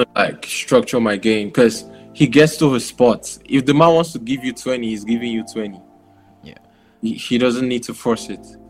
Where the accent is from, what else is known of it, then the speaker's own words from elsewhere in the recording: Nigeria; now in Taiwan; I'm Nigerian.